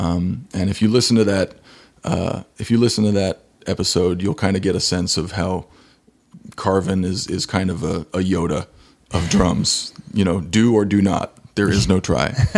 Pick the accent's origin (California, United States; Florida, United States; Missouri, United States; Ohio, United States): Missouri, United States; Kansas City; moved away as an adult; now in Los Angeles, United States; I'm from Kansas City